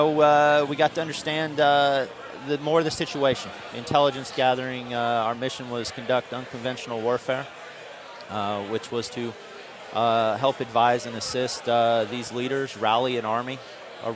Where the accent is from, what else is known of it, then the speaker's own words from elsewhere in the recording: Manhattan, Kansas, United States; I'm originally from Kansas. My family has a cattle ranch there. I grew up, shoring horses